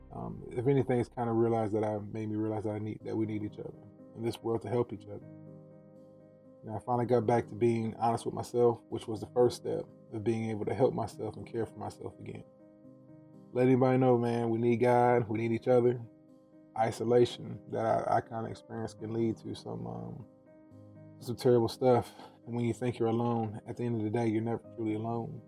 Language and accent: English; Watkinsville, Georgia, United States; now in Michigan, United States; I'm African American male, born in Watkinsville, Georgia. That's a small country town outside of Athens, Georgia